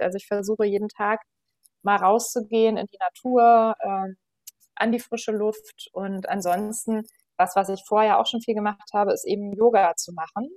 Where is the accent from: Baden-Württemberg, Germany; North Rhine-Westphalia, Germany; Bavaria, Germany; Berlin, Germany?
Berlin, Germany; ich komme aus Berlin, bin 35 Jahre alt